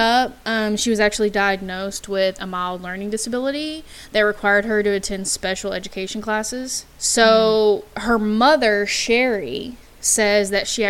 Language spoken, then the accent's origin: English; Texas, United States; We are from Texas